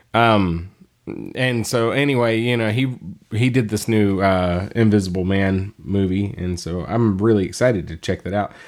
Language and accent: English; Texas, United States; we're from Texas and there's no snow